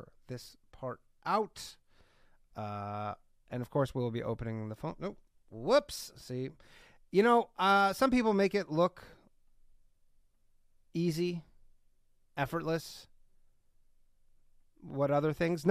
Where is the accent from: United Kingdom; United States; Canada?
Canada; I'm from Canada